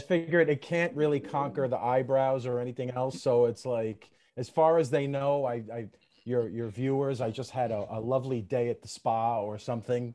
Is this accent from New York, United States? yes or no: yes; New York City, New York, United States; I'm from Brooklyn